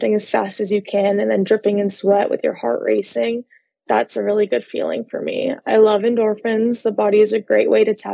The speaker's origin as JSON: {"language": "English", "town": "Los Angeles", "region": "California", "country": "United States", "said": "I am a licensed therapist based out of Los Angeles, California. I'm actually from Los Angeles"}